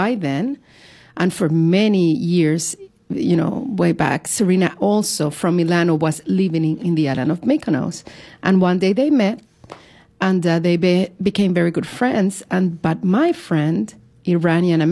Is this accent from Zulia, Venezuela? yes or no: no; Caracas, Capital District, Venezuela; moved away as an adult; now in New York, United States; I am originally from Caracas, Venezuela